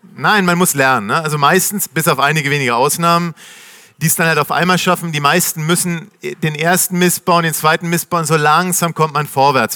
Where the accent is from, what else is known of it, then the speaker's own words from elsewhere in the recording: Nuremberg, Bavaria, Germany; moved away as an adult; also born or lived in New York, United States; now in Berlin, Germany; Ich komme aus Nürnberg